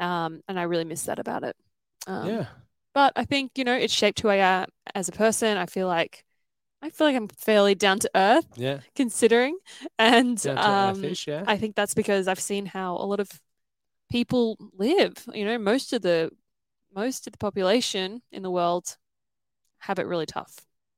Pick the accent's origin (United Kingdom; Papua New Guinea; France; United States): Papua New Guinea; So it was pretty very different from growing up anywhere in the first world because it's a third world country, and I didn't know any different because obviously I was born there.